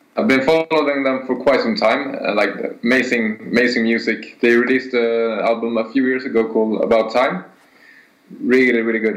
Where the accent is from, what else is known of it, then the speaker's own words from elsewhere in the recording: Stockholm, Stockholm County, Sweden; moved away as an adult; also born or lived in London; the two of us, me and the singer, we were born and raised in Stockholm.